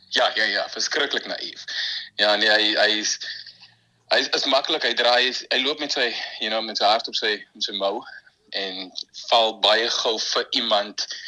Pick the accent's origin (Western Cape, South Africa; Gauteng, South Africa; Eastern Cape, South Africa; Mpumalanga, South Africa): Western Cape, South Africa; Malmesbury; also born or lived in Stellenbosch; Ek is van Mamasbury.